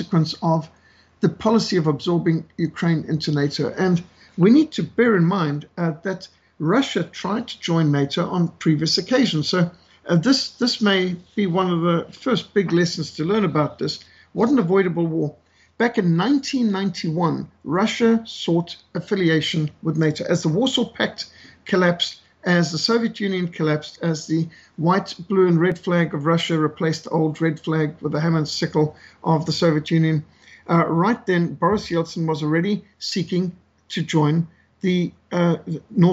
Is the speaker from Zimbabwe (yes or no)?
yes; Zimbabwe; moved away; also born or lived in South Africa; as a South African who was brought up in Rhodesia